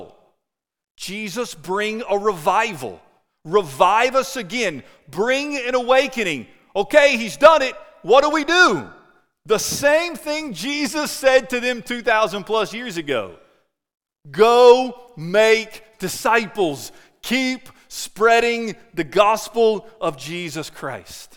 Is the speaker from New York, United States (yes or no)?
no; Winchester, Kentucky, United States; what I consider my hometown in Winchester, Kentucky